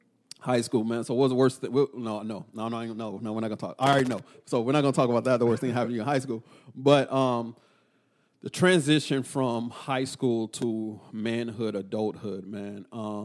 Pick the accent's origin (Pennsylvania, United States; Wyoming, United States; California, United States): California, United States; Oakland; born there; So I was born in the Bay Area, Oakland, California, for those who don't know.